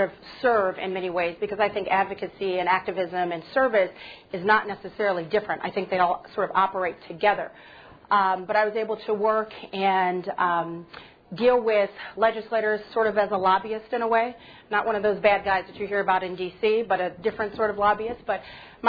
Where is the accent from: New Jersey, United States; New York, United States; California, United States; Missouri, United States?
California, United States; Pasadena; I grew up in Southern California in Pasadena.